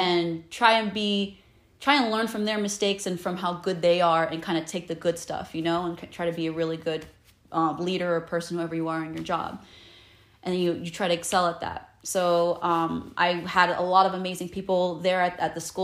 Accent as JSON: {"language": "English", "town": "Pomona", "region": "California", "country": "United States", "tie": "born or raised there", "said": "I was born in Pomona. So I live in Southern California right now"}